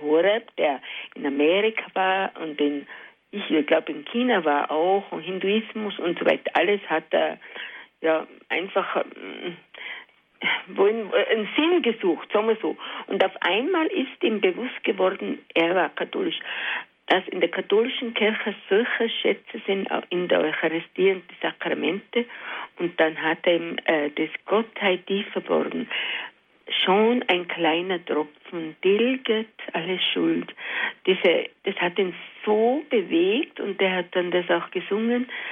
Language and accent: German; Alpbach, Tyrol, Austria; moved away; seit ich jetzt wieder in Altbach, in meiner Heimat bin, acht Jahre